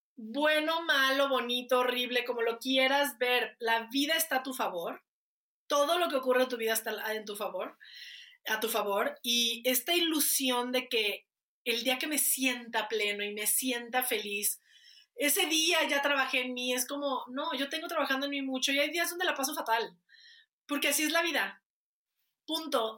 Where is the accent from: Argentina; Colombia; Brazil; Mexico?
Mexico; Guadalajara, Jalisco; Soy de Guadalajara.